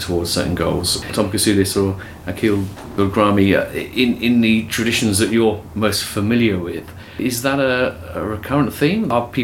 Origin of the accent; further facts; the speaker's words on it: United Kingdom; I come from Britain